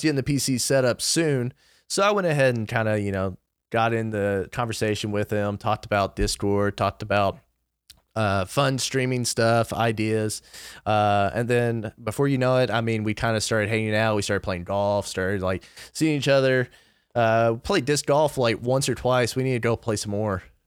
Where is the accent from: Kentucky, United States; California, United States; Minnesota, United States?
Kentucky, United States; I'm twenty-four, I'm from Kentucky